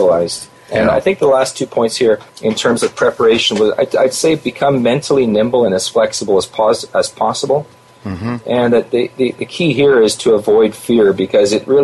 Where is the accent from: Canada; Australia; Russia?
Canada; I'm a Canadian